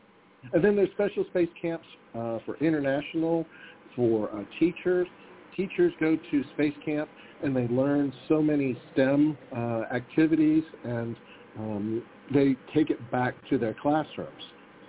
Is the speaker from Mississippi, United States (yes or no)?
no; Huntsville, Alabama, United States; I'm from Huntsville, Alabama.